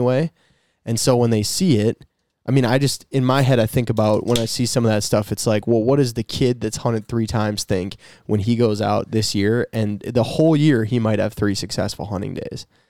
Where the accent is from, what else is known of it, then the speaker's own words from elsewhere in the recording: Minnesota, United States; I'm from Minnesota